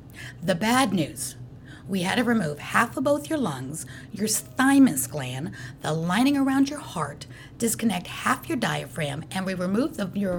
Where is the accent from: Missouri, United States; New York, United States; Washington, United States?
New York, United States; I grew up in the New York City world.